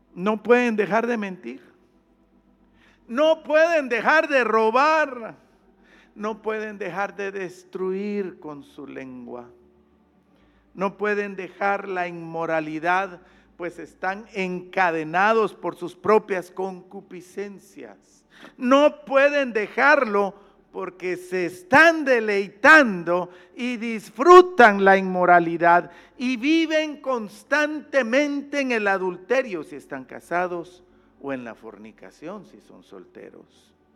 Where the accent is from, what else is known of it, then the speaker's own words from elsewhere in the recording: Guatemala; yo allá en mi país